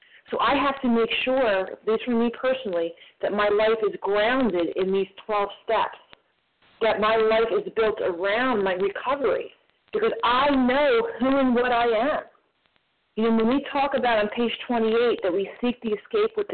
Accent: New Jersey, United States; I'm from New Jersey

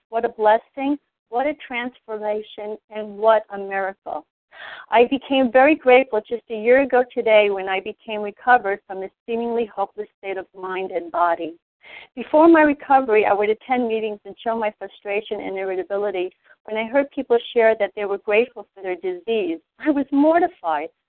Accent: New York City, New York, United States; I was born and raised in New York City

